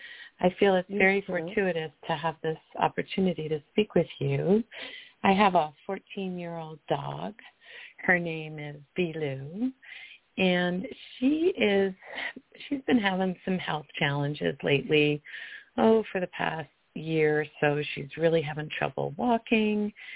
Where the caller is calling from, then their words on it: Colorado, United States; I'm calling from Colorado.